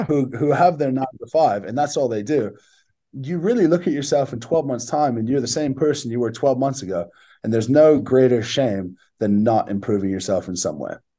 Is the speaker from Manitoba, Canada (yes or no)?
no; Barrie, Ontario, Canada; moved away as an adult; also born or lived in Sydney, Australia; living in my hometown